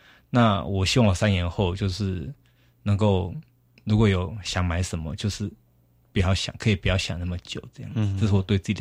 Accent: Taiwan; 那我们台湾人常常会觉得说，尽量用最少的钱做到什么什么效果。

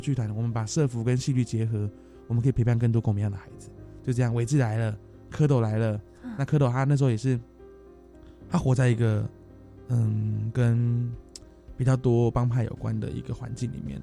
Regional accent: Taipei, Taiwan; 我们从小在大稻城出生，在这边长大，在这边学坏，后来也选择在这个地方创业

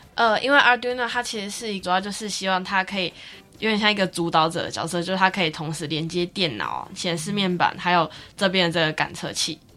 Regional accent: Kaohsiung, Taiwan; 我是高雄人

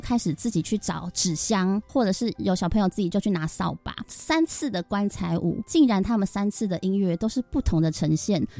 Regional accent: Keelung, Taiwan; 我从小就是在庙口旁边，我们的乐器行是第一间乐器行

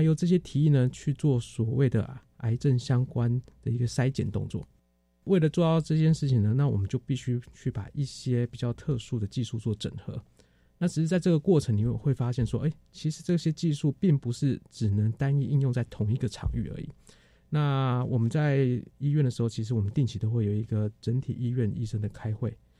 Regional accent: Taiwan; also born or lived in Boston, US (Harvard); 以前在台湾我们念书的时候

